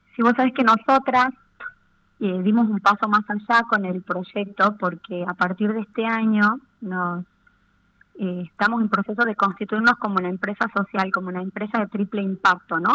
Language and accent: Spanish; Argentina; como argentinos, como ciudadanos de este bendito país